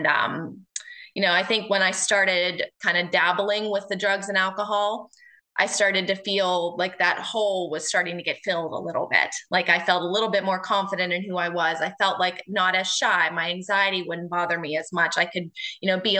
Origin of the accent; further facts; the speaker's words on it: Houston, Pennsylvania, United States; I am from Houston, Pennsylvania, which is a small town just south of Pittsburgh.